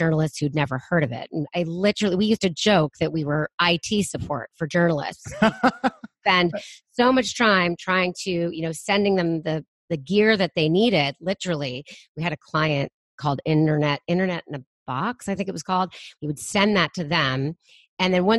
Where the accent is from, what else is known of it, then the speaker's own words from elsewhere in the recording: Bay Area, California, United States; I was born and raised in the Bay Area